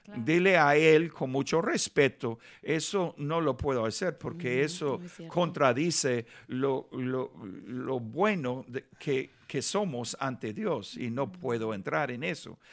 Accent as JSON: {"language": "Spanish", "town": "Los Angeles", "region": "California", "country": "United States", "tie": "born or raised there", "also_born_or_lived": "Nicaragua / Bogotá, Colombia / Buenos Aires, Argentina", "second_language": "Spanish", "said": "me criaron aquí en Los Ángeles, ah, viví un año durante mi niñez en Nicaragua"}